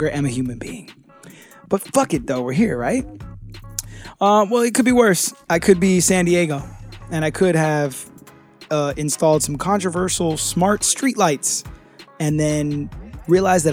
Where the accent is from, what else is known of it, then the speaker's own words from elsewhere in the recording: United Kingdom; I'm too British